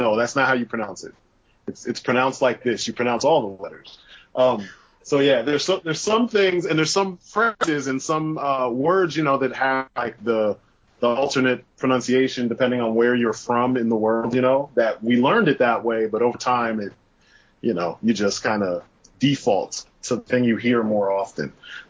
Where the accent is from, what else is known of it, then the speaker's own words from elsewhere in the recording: Brooklyn, New York, United States; I grew up in Brooklyn, and I don't have the accent like thick like you see on television.